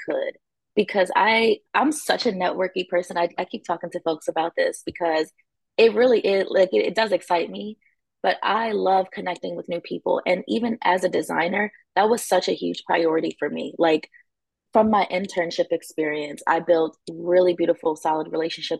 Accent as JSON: {"language": "English", "town": "Wilmington", "country": "United States", "said": "I am from Wilmington"}